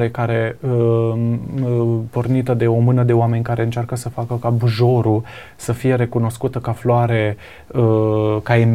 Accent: Sibiu, Sibiu County, Romania; Da, eu sunt de la Sibiu, mi îmi place mâncarea.

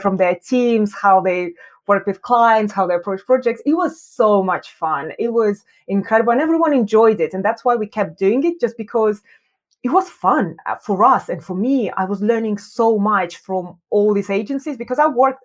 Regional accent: Yekaterinburg, Sverdlovsk Oblast, Russia; moved away as an adult; also born or lived in Moscow, Russia; now in London, United Kingdom; I was born in Russia. I was born in a very cold city called Yekaterinburg

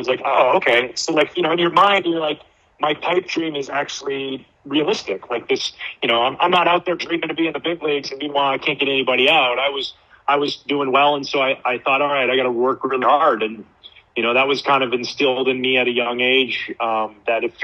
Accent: Gibsons, British Columbia, Canada; now in Chicago, United States; I'm from Gibson's, BC, and in my hometown, there's zero confirmed cases

